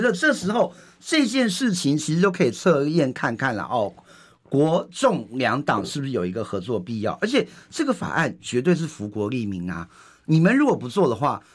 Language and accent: Chinese; Indonesia; now in Taiwan; 我妈印尼，我们印尼出生的这些新住民呢